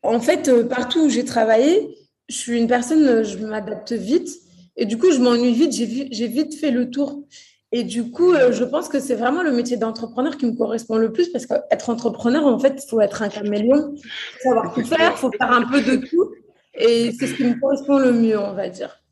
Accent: Courbevoie, Île-de-France, France; born or raised there; also born or lived in Portugal / Brazil

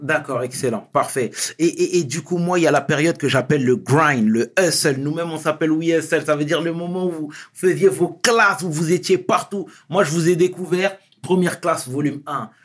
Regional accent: Senegal; je suis sénégalais

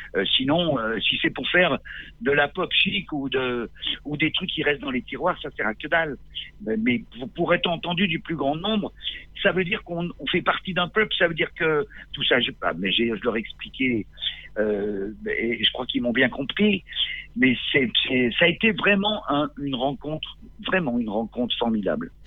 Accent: Grenoble, Auvergne-Rhône-Alpes, France; moved away as an adult; now in Corsica, France; J'ai grandi jusqu'à 21 ans, j'ai grandi à Grenoble. Je suis né là-bas.

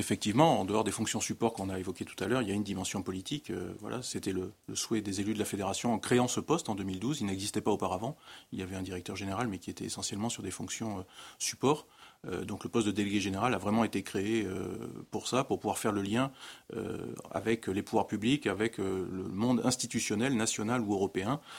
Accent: Dordogne, Nouvelle-Aquitaine, France; Dans mon sud-ouest natal, je suis originaire de la Dordogne

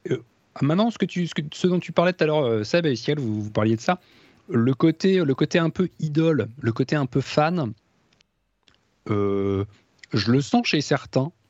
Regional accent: France; parce que voilà, nous on est français, donc on parle, en, on parle français

